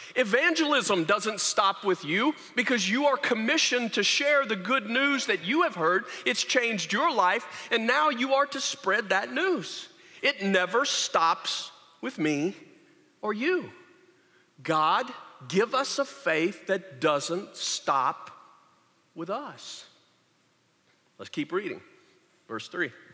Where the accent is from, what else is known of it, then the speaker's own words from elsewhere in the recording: Louisiana, United States; I said, Louisiana